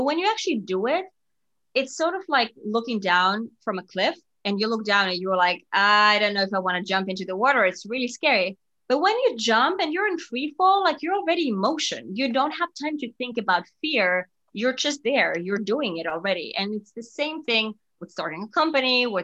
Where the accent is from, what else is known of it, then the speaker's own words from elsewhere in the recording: Finland; moved away as an adult; also born or lived in Singapore; now in New York, United States; I'm from Finland and that's where I grew up and went to college and everything